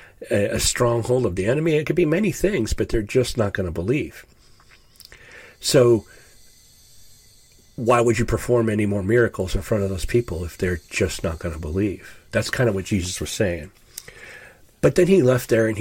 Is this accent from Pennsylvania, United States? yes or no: no; Ashtabula, Ohio, United States; now in Upper Ohio Valley, United States; I grew up in Ashtabula, Ohio